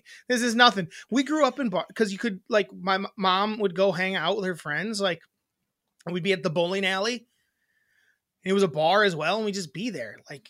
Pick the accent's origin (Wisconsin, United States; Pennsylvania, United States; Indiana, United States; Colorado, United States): Wisconsin, United States; we grew up in Wisconsin. We're in Wisconsin.